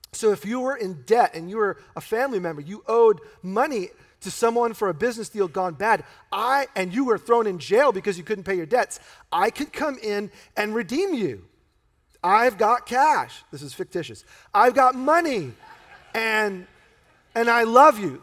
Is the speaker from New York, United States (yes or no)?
yes; New York, United States; he sounds like a New Yorker, and th-, that's my roots.